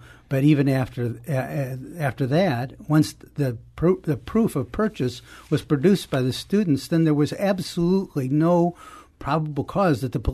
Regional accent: St. Louis, Missouri, United States; I grew up in St. Louis, spent most of my life

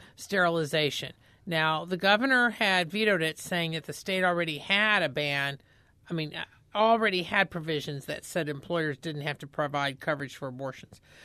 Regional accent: Indiana, United States; I grew up in Indiana

